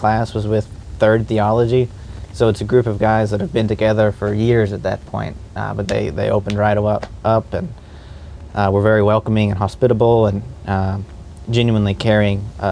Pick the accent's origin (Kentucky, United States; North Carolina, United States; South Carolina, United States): Kentucky, United States; Hawesville; I'm from Hallsville, Kentucky